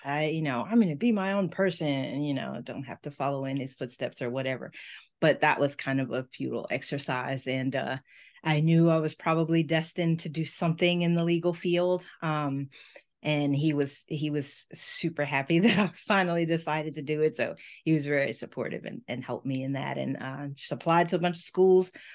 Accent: Memphis, Tennessee, United States; moved away as an adult; also born or lived in Miami / Washington, D.C.; the University of Memphis, my hometown school

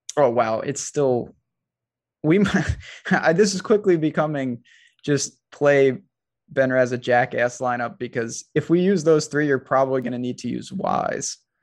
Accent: New York, United States; as a New Yorker

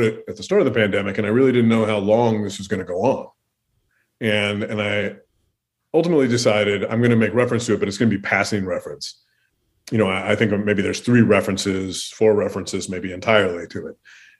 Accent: Pacific Northwest, United States; now in Minnesota, United States; I grew up in the Pacific Northwest, that I traveled to the Pacific Northwest recently. So that sort of stuff is already there. And just the Pacific Northwest looms in my mind because that's the stage of my childhood.

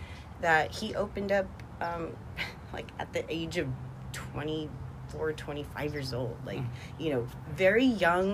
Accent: West Covina, California, United States; also born or lived in Montebello, California; But I was actually raised in West Covina.

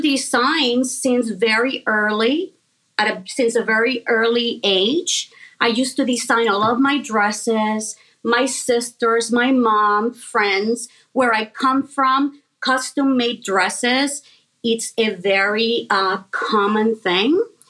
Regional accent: Puerto Rico; I was born and raised in Puerto Rico.

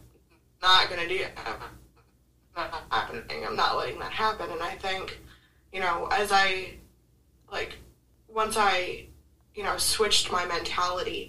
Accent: Bay Area, California, United States; I was born up north in the Bay Area

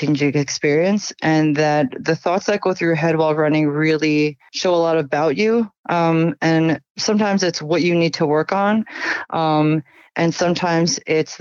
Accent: New York, United States; I'm from New York, so this is kind of like my home state

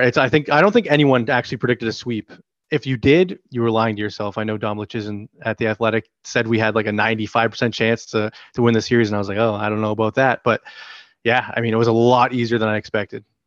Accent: Toronto, Ontario, Canada; I grew up in Toronto.

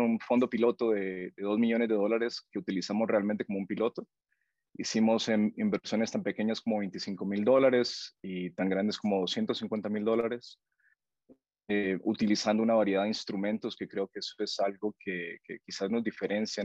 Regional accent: Honduras; moved away as an adult; now in Guatemala; yo soy hondureño y estoy viviendo en tu, en tu país

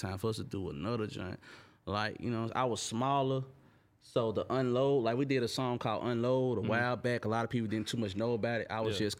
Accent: Memphis, Tennessee, United States; He from Chattanooga, I'm from Memphis.

